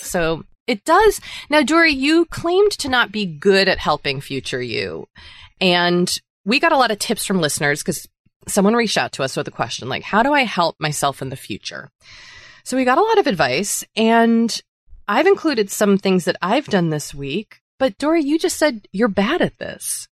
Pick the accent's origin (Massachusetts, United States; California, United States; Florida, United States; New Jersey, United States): Massachusetts, United States; I'm from Massachusetts